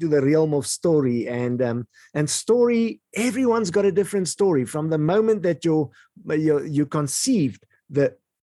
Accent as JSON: {"language": "English", "region": "Eastern Free State", "country": "South Africa", "tie": "born or raised there", "said": "where I grew up in the Eastern Free State part of South Africa"}